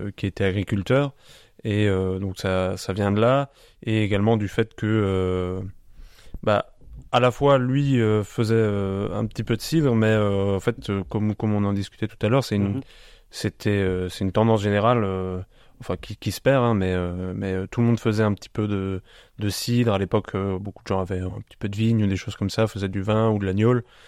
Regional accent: Biederthal, Grand Est, France; moved away as an adult; also born or lived in Colmar / Strasbourg; je suis originaire du village de Bidertal

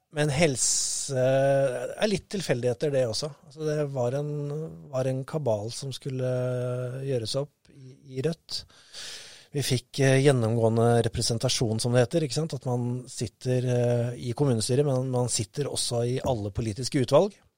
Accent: Moss, Østfold, Norway; jeg er mossing

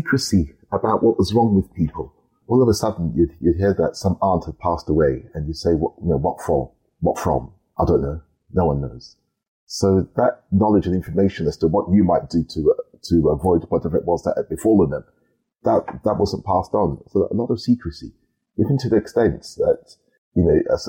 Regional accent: London, United Kingdom; I was born and brought up in South London and school there.

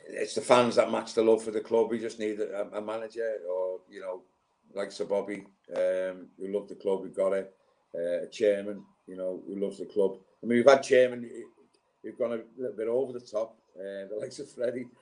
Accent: Liverpool, North West England, United Kingdom; also born or lived in Newcastle / Portsmouth; now in Newmarket, United Kingdom; growing up in Liverpool in the 70s

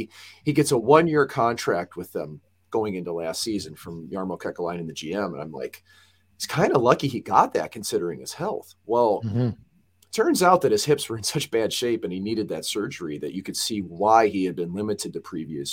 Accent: United States; much like Bobby being an American

